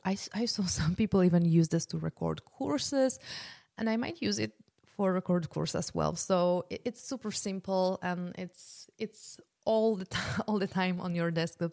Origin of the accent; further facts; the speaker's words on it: Poland; moved away; I'm originally from Poland